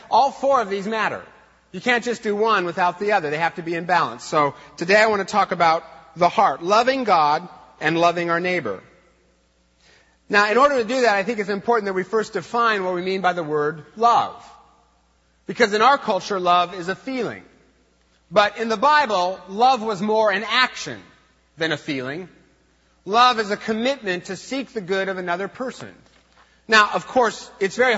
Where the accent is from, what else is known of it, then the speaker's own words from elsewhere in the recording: Eastern Washington, United States; I was raised in Eastern Washington, where we have no feelings